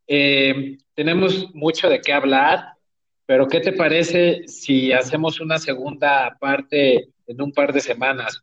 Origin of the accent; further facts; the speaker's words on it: Mexico; soy de México